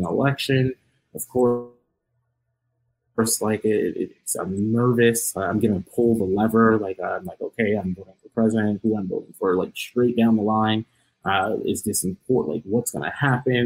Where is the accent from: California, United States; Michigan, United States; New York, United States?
New York, United States; now in Ohio, United States; I'm a New Yorker